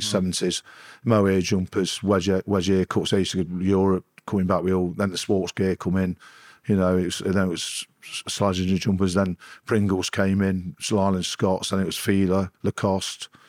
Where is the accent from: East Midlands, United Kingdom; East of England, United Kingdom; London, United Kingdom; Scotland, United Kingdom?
East Midlands, United Kingdom; Nottingham; I'm from Nottingham